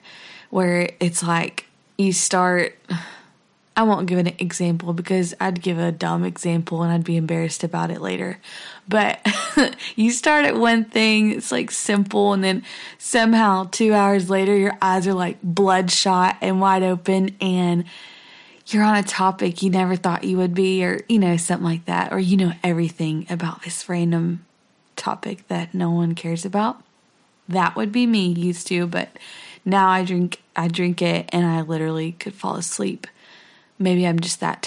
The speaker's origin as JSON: {"language": "English", "town": "Silsbee", "region": "Texas", "country": "United States", "said": "We are from Silsbee, Texas"}